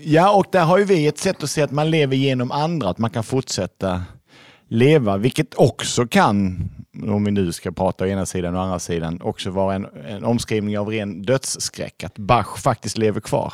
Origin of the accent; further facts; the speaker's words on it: Lund, Skåne, Sweden; född och uppvuxen i Lund av akademiker